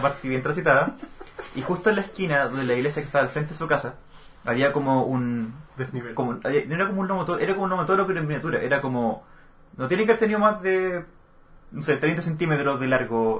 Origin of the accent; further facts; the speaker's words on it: Chile; Las S, cosa que no hacemos en Chile